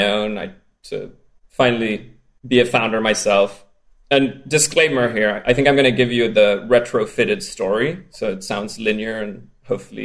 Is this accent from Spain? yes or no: yes; Spain; accent: strange accent; I grew up in Spain.